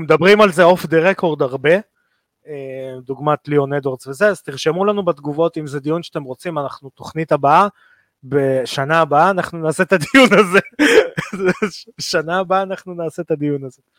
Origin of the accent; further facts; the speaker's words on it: Israel; אנחנו כישראלים